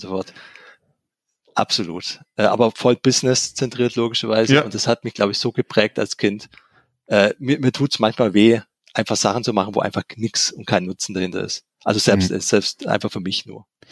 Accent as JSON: {"language": "German", "region": "Swabia", "country": "Germany", "said": "ich bin ja auch Schwabe"}